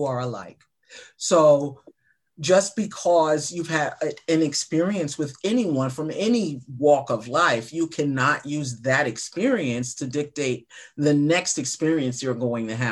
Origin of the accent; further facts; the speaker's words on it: New York City, New York, United States; now in Minnesota, United States; I'm a Black gay woman born and raised in Brooklyn, New York, moved to Minnesota